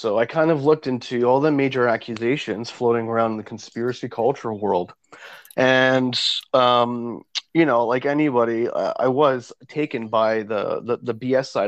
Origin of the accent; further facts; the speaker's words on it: Ontario, Canada; I am Canadian born of Italian heritage.